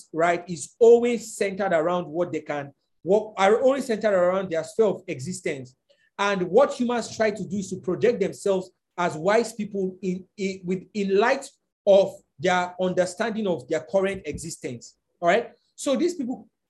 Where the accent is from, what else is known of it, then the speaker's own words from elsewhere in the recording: Nigeria; It is not we as Nigerians, and I'm just speaking as from a Nigerian context.